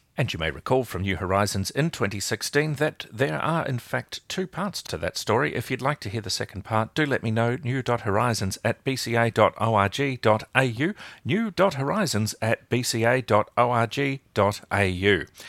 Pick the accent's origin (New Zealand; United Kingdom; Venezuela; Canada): New Zealand; moved away as an adult; now in Melbourne, Australia; I grew up in New Zealand